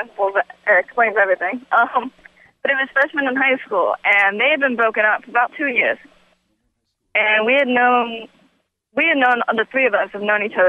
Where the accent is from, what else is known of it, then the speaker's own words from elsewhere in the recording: Citrus County, Florida, United States; Born and raised in Citrus County, Florida.